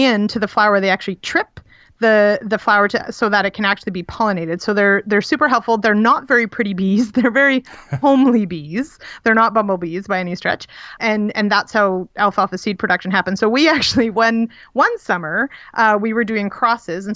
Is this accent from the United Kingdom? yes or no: no; Manitoba, Canada; moved away; I am from Manitoba originally. I grew up on a teeny little, really a hobby farm outside of Winnipeg